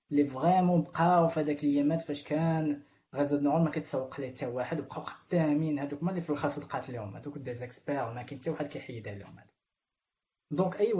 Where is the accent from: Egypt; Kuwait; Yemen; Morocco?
Morocco; انا كاين مغاربه اخرين